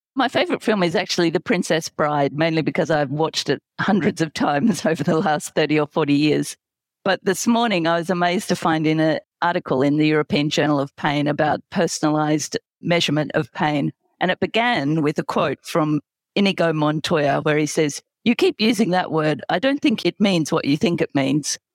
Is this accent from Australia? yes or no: yes; Australia; accent: Australian; now in London, United Kingdom; from my accent that I'm gonna say Australia